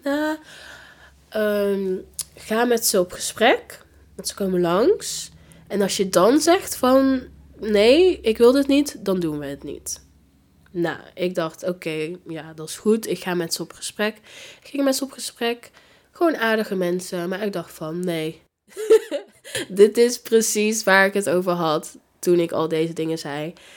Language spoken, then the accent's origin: Dutch; Gilze, North Brabant, Netherlands; also born or lived in Tilburg / Breda; ik ben opgegroeid in Gilze